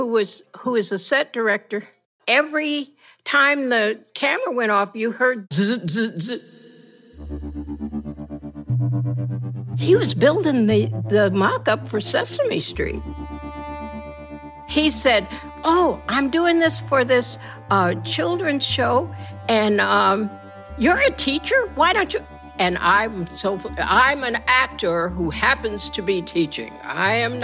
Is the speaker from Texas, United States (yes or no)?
no; near Kalamazoo, rural Michigan, United States; moved away as an adult; also born or lived in Kansas / Detroit / New York City; I was born in Kansas, but I was raised in rural Michigan, 20 miles from Kalamazoo